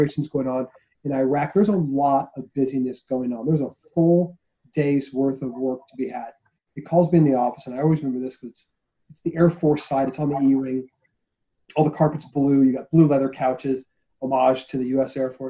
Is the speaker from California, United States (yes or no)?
yes; Orange County, California, United States; moved away as an adult; I'm from Orange County, California. I joined out of high school